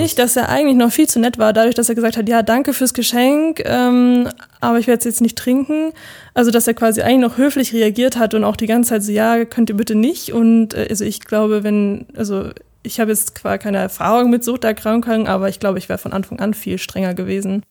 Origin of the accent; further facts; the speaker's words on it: near Munich, Bavaria, Germany; komme aus der Nähe von München